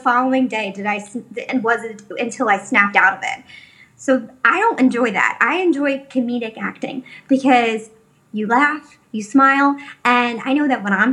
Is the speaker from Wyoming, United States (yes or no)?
no; Philadelphia, Pennsylvania, United States; moved away as an adult; now in Los Angeles, United States; I'm from Northeast Philadelphia, where like majority of my friends have, or people that I went to high school